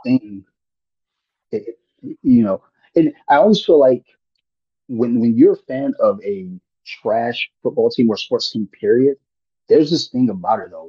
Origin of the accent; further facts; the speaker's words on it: Detroit, Michigan, United States; now in Maryland, United States; I'm from Detroit, even though I live in Maryland.